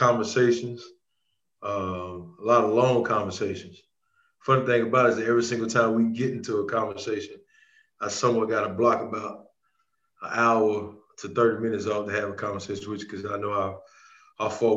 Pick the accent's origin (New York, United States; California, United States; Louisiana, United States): Louisiana, United States; Rayville; from Rayville, Louisiana, a little small town about 20 minutes from Monroe, Louisiana